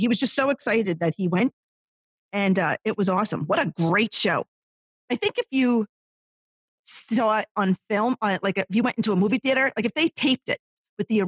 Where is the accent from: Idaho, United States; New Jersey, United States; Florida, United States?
New Jersey, United States; Ho-Ho-Kus; the town that I grew up in Hohokus